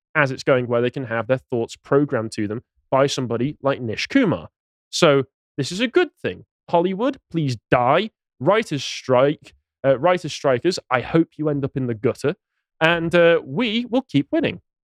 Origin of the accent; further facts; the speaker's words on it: England, United Kingdom; as an Englishman